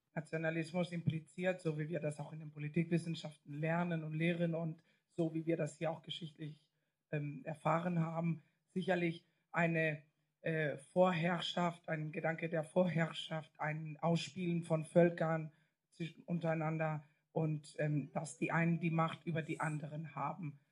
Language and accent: German; Catalonia, Spain; moved away; in Katalonien erlebe ich, und ich komme nicht aus der Großstadt, sondern aus einer ländlicheren Gegend